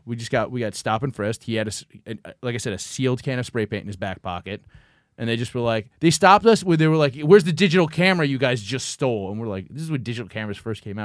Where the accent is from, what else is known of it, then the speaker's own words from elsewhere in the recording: New York City, New York, United States; when you're, like, fifteen growing up in Brooklyn